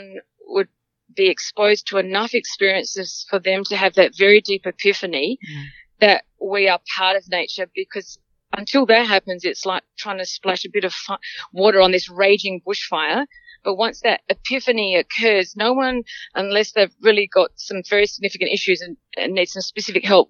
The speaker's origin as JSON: {"language": "English", "region": "Limpopo", "country": "South Africa", "tie": "born or raised there", "also_born_or_lived": "Lebanon mine near Johannesburg, South Africa", "moved": "yes", "lives_now": "Australia", "said": "I was born in South Africa, and come from a farm, 250-acre farm, bordering Botswana, Mozambique, and Zimbabwe."}